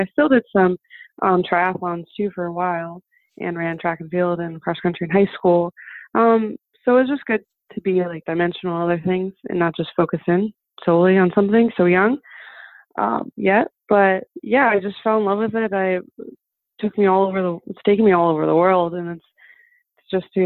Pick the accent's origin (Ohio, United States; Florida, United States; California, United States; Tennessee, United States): Florida, United States; Fort Lauderdale; first language German; English is a second language; also born or lived in Mannheim, Germany; we moved to Florida, Fort Lauderdale, Florida, when I was seven